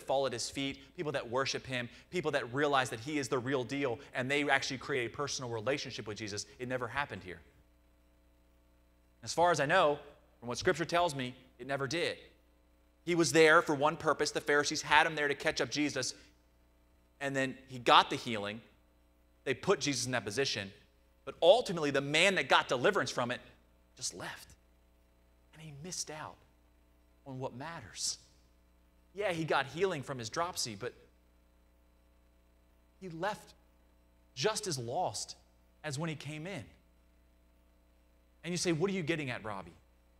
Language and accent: English; Nottingham, East Midlands, United Kingdom; Even growing up in Nottingham, I had to go through that struggle of figuring out what's the difference between experience and transformation.